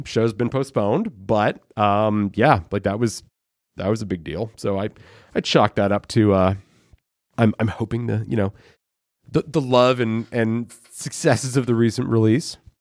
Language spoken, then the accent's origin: English; Thornhill, Ontario, Canada; moved away; also born or lived in Guelph, Ontario; my own experience growing up in Thornhill